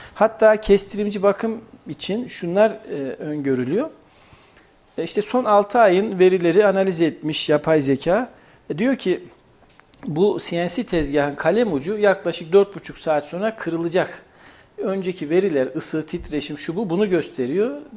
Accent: Kayseri, Kayseri Province, Turkey; also born or lived in Eskişehir; Kayseriliyim, Mimar Sinanlıyım.

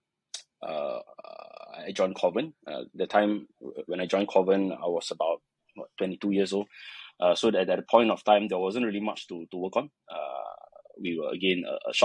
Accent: Malaysia; I'm a Malaysian

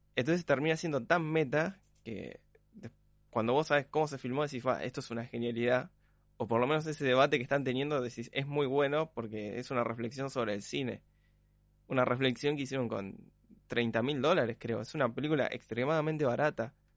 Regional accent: Argentina; nosotros como argentinos

